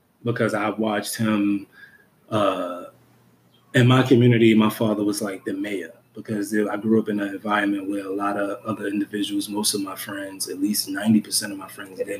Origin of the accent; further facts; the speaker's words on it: New York City, New York, United States; the environment that I was raised in Brooklyn, New York